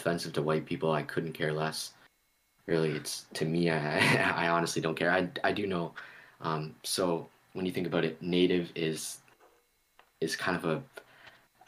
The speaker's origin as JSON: {"language": "English", "region": "Nova Scotia", "country": "Canada", "moved": "yes", "lives_now": "Ontario, Canada", "said": "I'm from Nova Scotia, where my family's from. That's a different people than where I'm at right now in Ontario"}